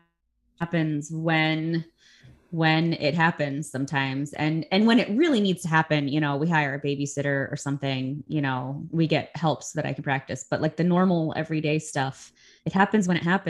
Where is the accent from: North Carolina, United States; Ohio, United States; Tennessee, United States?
Ohio, United States; I'm from Ohio